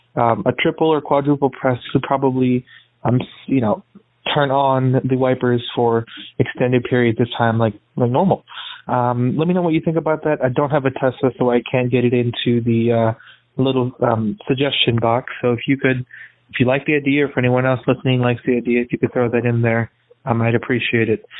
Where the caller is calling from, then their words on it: Chicago, Illinois, United States; I'm calling in from Chicago